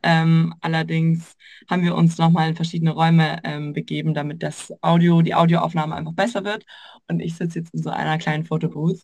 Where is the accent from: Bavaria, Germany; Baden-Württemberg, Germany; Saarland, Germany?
Bavaria, Germany; Würzburg; moved away; komme ursprünglich aus Würzburg